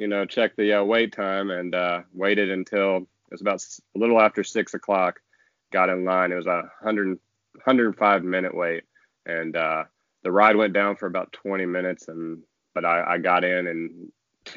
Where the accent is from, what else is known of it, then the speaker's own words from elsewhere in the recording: Georgia, United States; moved away; I'm from Georgia originally